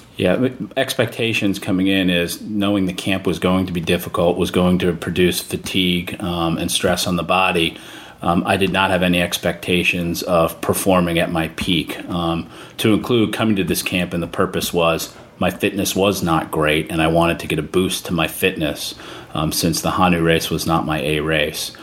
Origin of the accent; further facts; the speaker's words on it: Miami, Florida, United States; I'm from Miami, Florida.